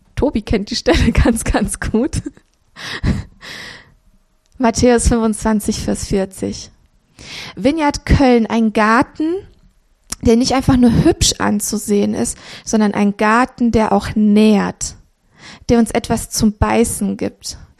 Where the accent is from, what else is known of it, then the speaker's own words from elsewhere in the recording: Romania; now in Cologne, Germany; ich bin in Rumänien geboren worden, 84.